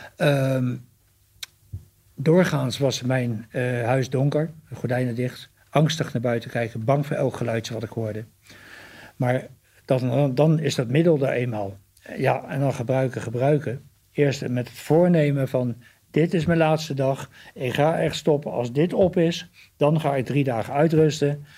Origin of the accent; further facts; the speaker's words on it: The Hague, South Holland, Netherlands; de eerste vier jaar van mijn leven heb ik op, ben ik opgegroeid in de Haagse Schilderswijk.